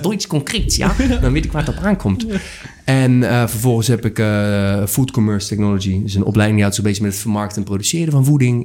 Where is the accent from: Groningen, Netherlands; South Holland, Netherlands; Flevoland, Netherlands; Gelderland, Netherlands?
South Holland, Netherlands; Rotterdam; 27 jaar uit Rotterdam, geboren en getogen.